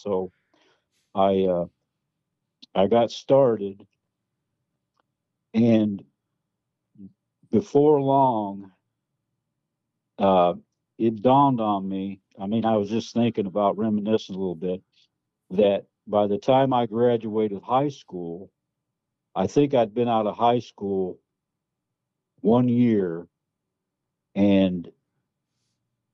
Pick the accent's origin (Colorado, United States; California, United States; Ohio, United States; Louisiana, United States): Ohio, United States; Lorain; also born or lived in Mingo County, West Virginia; I came up there when I was probably 2 or 3 years old. Hmm. And I grew up in Lorain